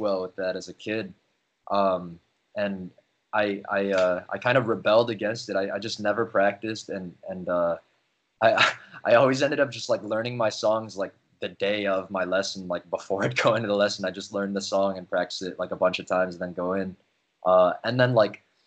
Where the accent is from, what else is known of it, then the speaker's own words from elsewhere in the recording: Chicago, Illinois, United States; I was born and raised in Chicago. I grew up in Rogers Park